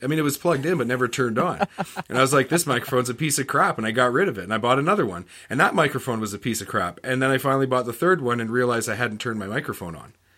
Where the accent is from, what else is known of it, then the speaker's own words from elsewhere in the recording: Canada; I'm from Canada